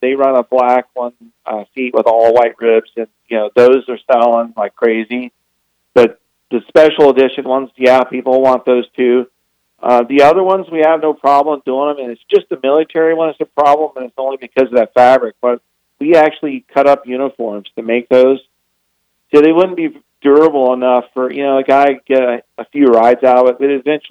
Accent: Florida, United States; also born or lived in Southern California; now in Idaho, United States; I'm originally from Florida

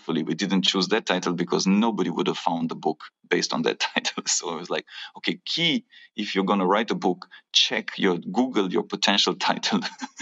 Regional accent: Romania; my home country of Romania

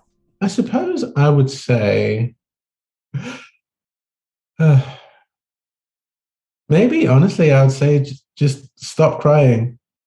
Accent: Manchester, North West England, United Kingdom; moved away as an adult; now in California, United States; I was born in England. I grew up in Manchester in England. I was born to Nigerian parents, but I've been living in California and read in California for 11 years now.

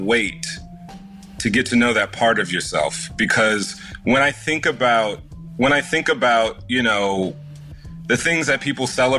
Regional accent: Houston, Texas, United States; moved away; I was born there, born and raised in Houston

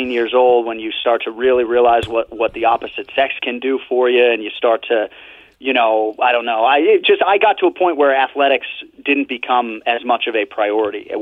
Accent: Boston, Massachusetts, United States; growing up in Boston

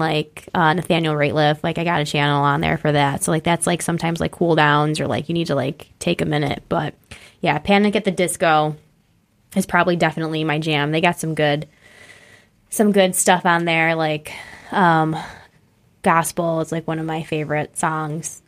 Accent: East Bethany, New York, United States; also born or lived in Batavia, New York / Rochester, New York; East Bethany, New York is my hometown

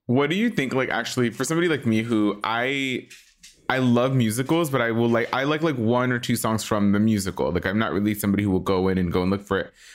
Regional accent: Los Angeles, California, United States; I'm like an LA boy

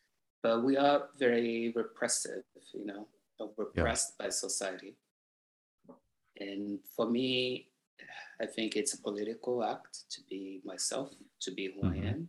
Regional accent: Salvador, Bahia, Brazil; born there; I was born in Bahia, Salvador, which is the black realm of, you know, the globe, the planet.

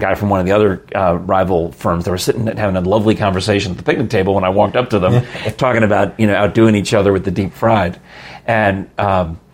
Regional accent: New York, United States; I grew up in New York

